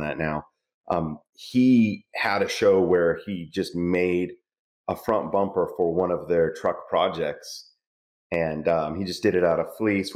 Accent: California, United States; moved away as an adult; now in Texas, United States; I'm in Texas now, so we don't like to admit that we're from California.

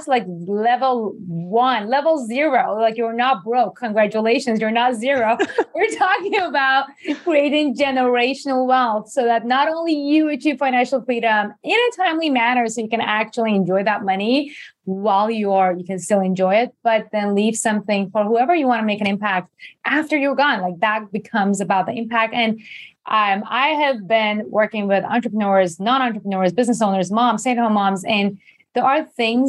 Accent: Iran; English is a second language; moved away as an adult; also born or lived in Japan / New York; I born and raised in Iran. I was there until I was 18, went to Japan.

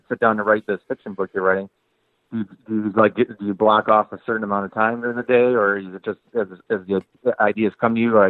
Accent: Detroit, Michigan, United States; I'm from Detroit originally

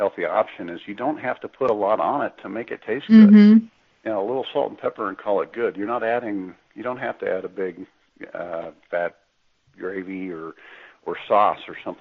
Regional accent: Kansas, United States; I'm from Kansas

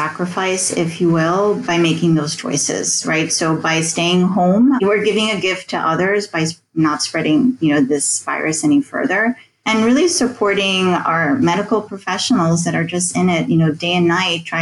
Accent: New York City, United States; moved away as an adult; now in Rome, Italy; I grew up in the New York City, New Jersey area.

